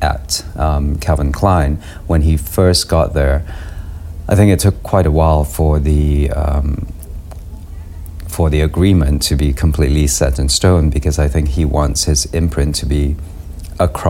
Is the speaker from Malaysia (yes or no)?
yes; Malaysia; moved away; Growing up in Malaysia